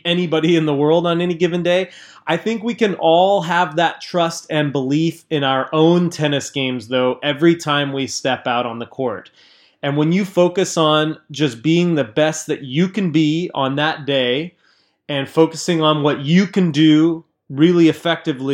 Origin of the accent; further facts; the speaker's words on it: Southern California, United States; Sam and I grew up together in Southern California